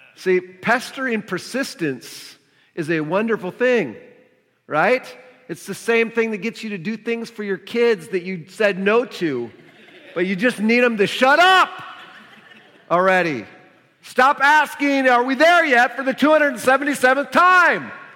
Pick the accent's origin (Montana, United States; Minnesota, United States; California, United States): Minnesota, United States; moved away; I'm from Minnesota originally